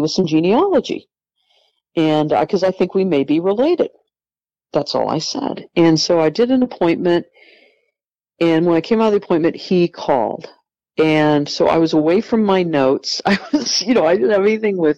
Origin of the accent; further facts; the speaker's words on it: California, United States; I was born in California and given up for adoption